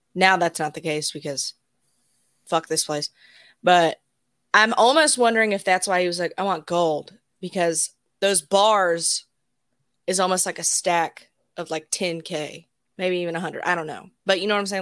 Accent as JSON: {"language": "English", "region": "Alabama", "country": "United States", "tie": "born or raised there", "said": "I grew up in Alabama"}